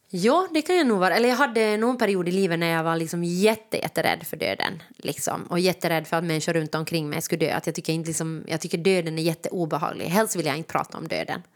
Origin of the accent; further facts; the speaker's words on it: Jakobstad, Ostrobothnia, Finland; now in Helsinki, Finland; jag kommer ju från Österbotten, så det är ju ja. liksom, eller Jakobstad